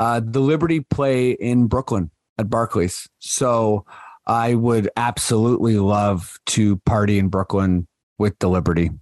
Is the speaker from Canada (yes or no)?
yes; Canada; We're showing our Canadian-ness here as well.